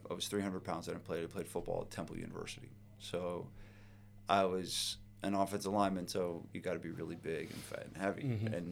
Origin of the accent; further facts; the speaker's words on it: New Providence, New Jersey, United States; I grew up in New Providence